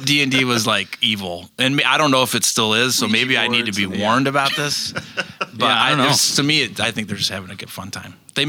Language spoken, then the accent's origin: English; Chicago, Illinois, United States; also born or lived in Dayton, Ohio / Detroit suburbs, Michigan; I grew up mostly in Chicago. I did, though, spend first grade through seventh grade in the suburbs of Detroit. So I have Michigan roots.